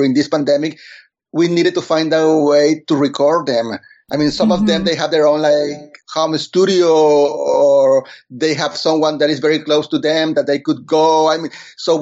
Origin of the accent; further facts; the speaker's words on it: Monterrey, Nuevo León, Mexico; first language Spanish; English is a second language; moved away as an adult; now in New York City, United States; I am from Monterrey, Mexico, born and raised